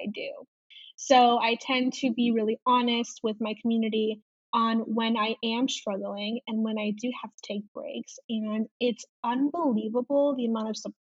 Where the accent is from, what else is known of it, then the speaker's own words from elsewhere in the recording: Chicago, Illinois, United States; I am from Chicago and I am 23 years old.